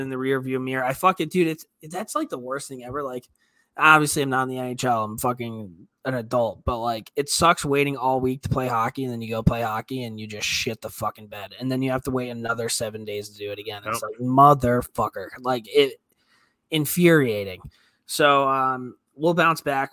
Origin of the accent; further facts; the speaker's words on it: New York, United States; I'm from New York